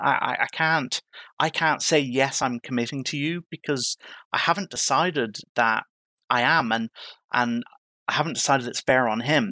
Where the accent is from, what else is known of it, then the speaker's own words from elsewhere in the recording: Ireland; moved away as an adult; now in United Kingdom; growing up in Ireland, my mum, my mum fostered